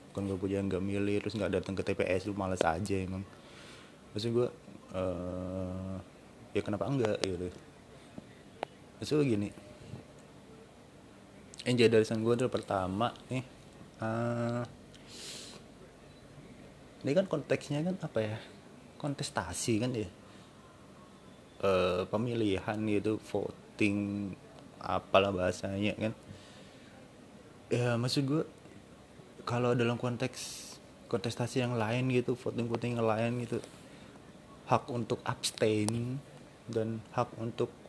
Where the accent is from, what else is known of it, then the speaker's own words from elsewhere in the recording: Surabaya, East Java, Indonesia; gue gue orang Surabaya tapi ngomong lu gue ini kayak berasa entar pasti ada yang ngomong aku ah, nong Surabaya